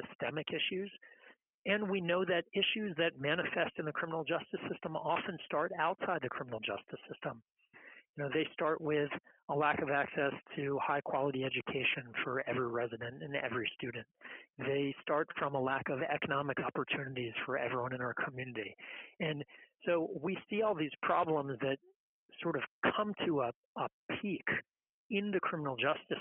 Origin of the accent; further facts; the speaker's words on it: Gainesville, Florida, United States; now in Tampa, United States; We have native Floridians like myself. I'm not born and raised in Tampa, but in Gainesville, a couple hours up the road